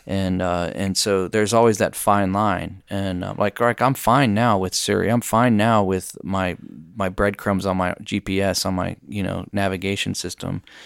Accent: United States; as an American

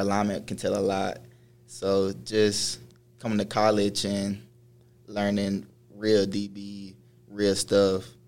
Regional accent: Tulsa, Oklahoma, United States; also born or lived in Fort Knox, Kentucky; now in Salt Lake City, United States; I'm originally from Fort Knox, Kentucky, but was raised in Tulsa, Oklahoma. So I'm a Tulsa guy.

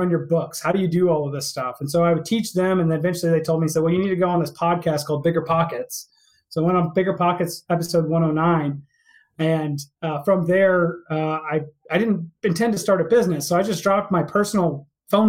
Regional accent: Houston, Texas, United States; moved away as an adult; also born or lived in Albany, New York; I was born and raised in Texas, out in Houston

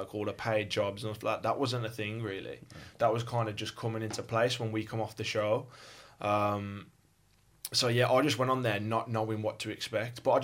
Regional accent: West Midlands, United Kingdom; accent: Birmingham; also born or lived in West Bromwich / Birmingham; as you can tell from my accent, I'm from Birmingham. Well, actually, I was born in West Brom, then I kind of moved around like the West Midlands a little bit

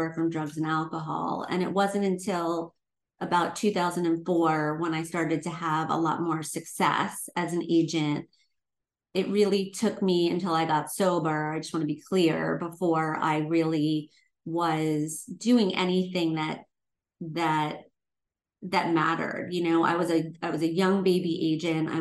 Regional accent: Long Island, New York, United States; moved away as an adult; now in Los Angeles, United States; coming from New York, growing up on Long Island

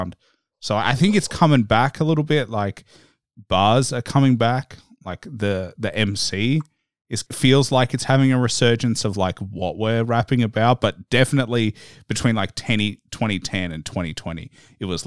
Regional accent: Melbourne, Victoria, Australia; I'm Australian. I'm in Melbourne. I didn't grow up in the States. I grew up here.

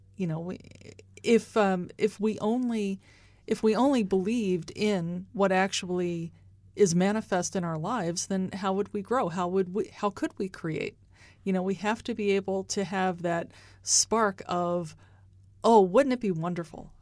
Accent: United States; now in Kansas City, United States; I'm from the Baltimore, Washington area

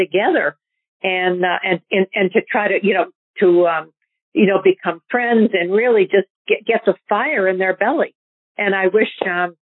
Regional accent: New Hampshire, United States; I grew up in New Hampshire

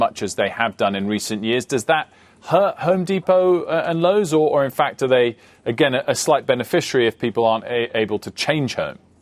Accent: United Kingdom; as a Brit

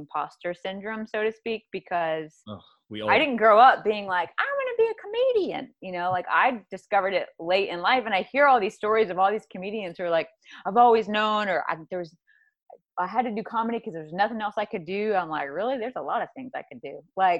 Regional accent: the South, United States; whether it's growing up in the South, whether it's being a preacher's kid

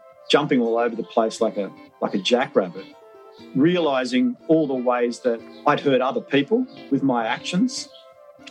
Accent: Wollongong, New South Wales, Australia; I grew up in Wollongong, which is an industrial town

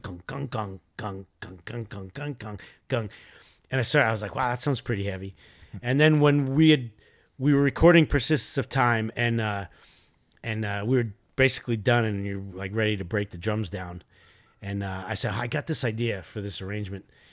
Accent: New York City, New York, United States; now in California, United States; I grew up in Queens

